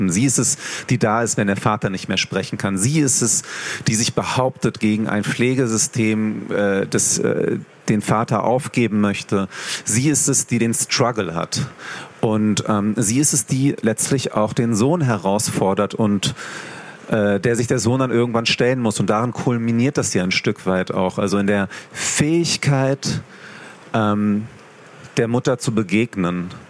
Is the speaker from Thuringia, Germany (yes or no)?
no; Hanover, Lower Saxony, Germany; Ich komme ja aus Hannover, in Hannover Veranstaltungen organisiert habe.